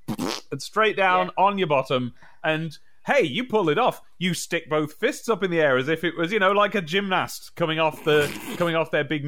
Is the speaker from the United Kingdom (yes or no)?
yes; Midlands, United Kingdom; moved away as an adult; I'm from the Midlands, and I've had lived there all my life until I became an adult and left. And I sounded like this roughly when I left, and it's got nothing to do with where I lived.